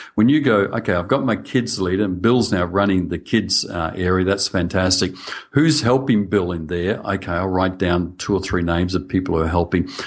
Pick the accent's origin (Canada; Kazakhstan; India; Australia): Australia; accent: Australian; I'm speaking Australian.